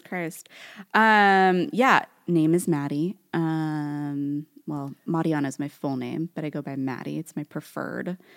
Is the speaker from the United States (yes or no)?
yes; Newark, California, United States; accent: Californian Valley Girl; I grew up in Newark, and Newark is, like, this, like, donut hole of a city within Fremont in the Bay Area.